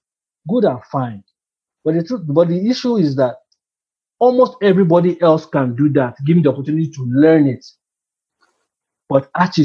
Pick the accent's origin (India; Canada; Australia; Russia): India; moved away as an adult; also born or lived in Dubai; I come from India. I've been based in Dubai for the past 10 years.